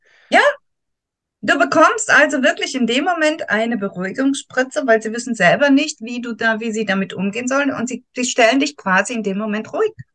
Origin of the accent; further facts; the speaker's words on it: Soest, North Rhine-Westphalia, Germany; moved away as an adult; now in Thurgau, Switzerland; Ich mhm. komme ursprünglich aus Soest